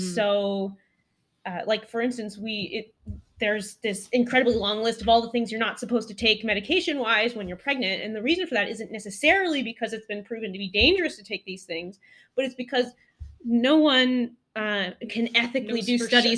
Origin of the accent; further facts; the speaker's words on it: Colorado, United States; moved away as an adult; also born or lived in Walla Walla, Washington; now in Rochester, United States; I grew up in Colorado doing eclectic things with my family, telemark skiing in the backcountry, going hut to hut